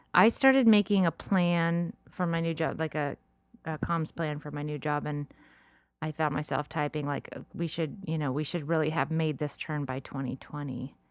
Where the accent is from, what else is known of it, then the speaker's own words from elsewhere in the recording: La Cañada Flintridge, California, United States; also born or lived in Orange County, California; I grew up in La Cañada when I was a little kid